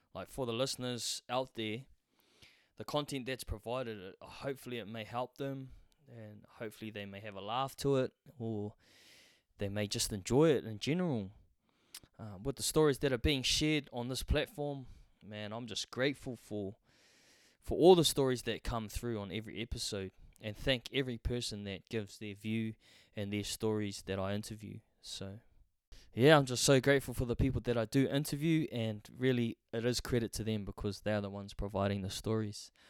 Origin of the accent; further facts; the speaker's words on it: Hamilton, Waikato, New Zealand; I grew up in Hamilton, New Zealand